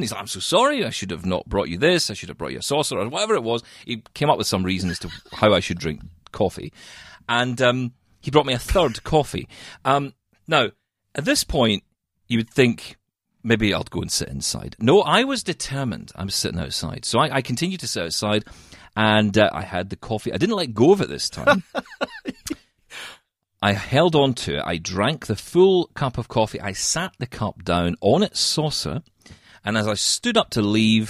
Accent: Scotland, United Kingdom; I'm a Scottish guy

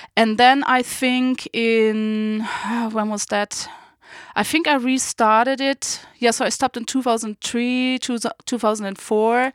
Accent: Berlin, Germany; also born or lived in Saarbrücken; I was going back home to my hometown, Berlin

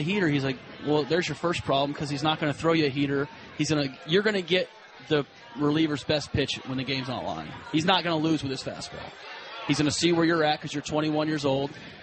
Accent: Atlanta, Georgia, United States; I grew up in Atlanta.

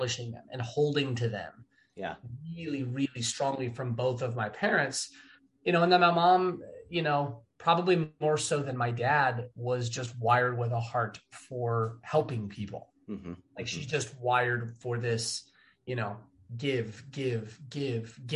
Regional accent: Los Angeles, California, United States; also born or lived in Wooster, Ohio; my hometown on the beach

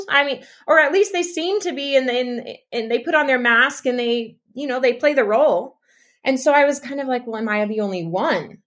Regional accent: East Texas, United States; moved away as an adult; also born or lived in Utah; now in Mexico; I was raised in East Texas

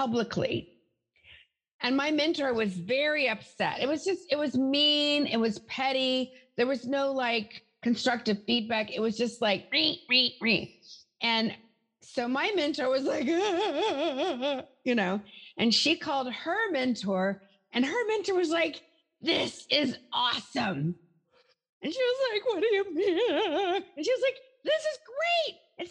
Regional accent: the South, United States; moved away; I'm from the South originally.

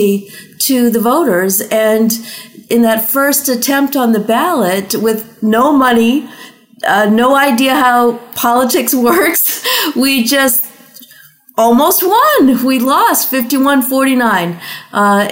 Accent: Massachusetts, United States; Massachusetts, which is my home state

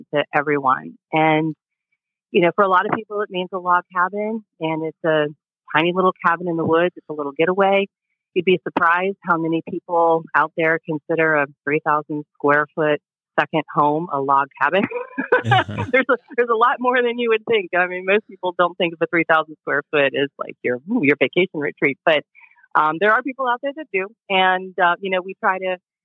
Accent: just outside of Pittsburgh, Western Pennsylvania, United States; I'm actually from Western Pennsylvania, just outside of Pittsburgh

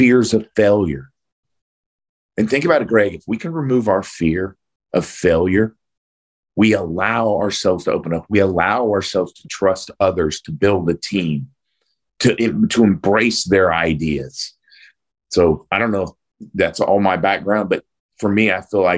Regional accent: Oklahoma, United States; I grew up in a small blue collar town in Oklahoma.

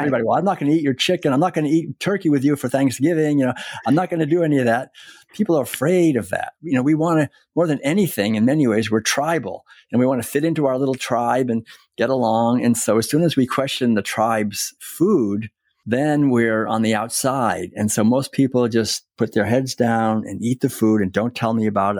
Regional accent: Concord, Massachusetts, United States; moved away as an adult; I was born and raised in Concord, Massachusetts

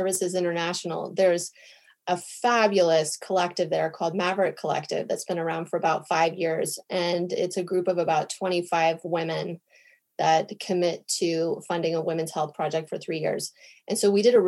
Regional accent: United States; now in Stockholm, Sweden; I'm American

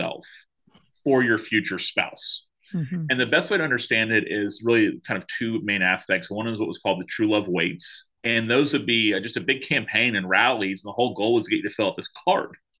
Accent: Tallahassee, Florida, United States; I wanted to be a pastor in my hometown of Tallahassee, Florida

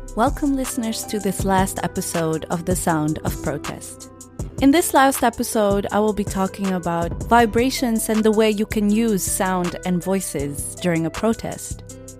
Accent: Netherlands; born and raised in the Netherlands

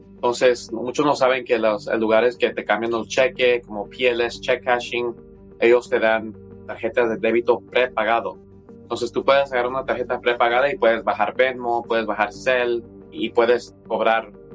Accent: Los Angeles, California, United States; yo vengo del barrio de Los Ángeles

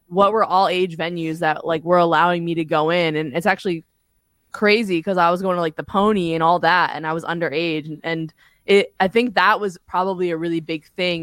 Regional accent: Point Pleasant, New Jersey, United States; moved away as an adult; now in Los Angeles, United States; where I'm from specifically. So like I'm from Point Pleasant

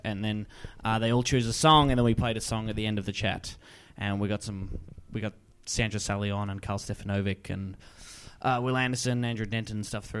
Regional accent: Warrnambool, Victoria, Australia; also born or lived in Melbourne, Australia; now in Sydney, Australia; I'm from country Victoria, from Warrnambool. And then I lived in Melbourne, and now I live in Sydney.

